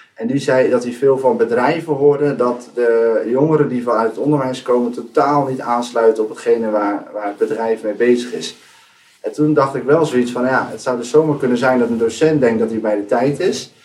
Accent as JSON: {"language": "Dutch", "town": "Rotterdam", "region": "South Holland", "country": "Netherlands", "moved": "yes", "lives_now": "Enschede, Netherlands", "said": "kom eigenlijk al uit Rotterdam, maar ik woon de laatste jaren in Enschede."}